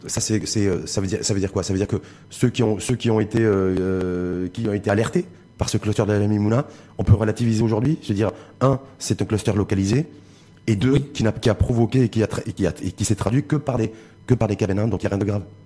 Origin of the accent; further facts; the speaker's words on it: Morocco; chez nous, au Maroc